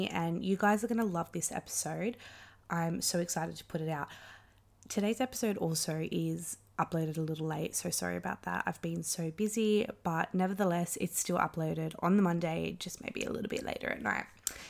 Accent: Wollongong, New South Wales, Australia; my hometown in Wollongong.

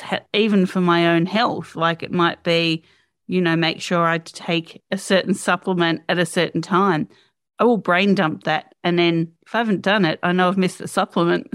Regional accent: Australia; as an Aussie

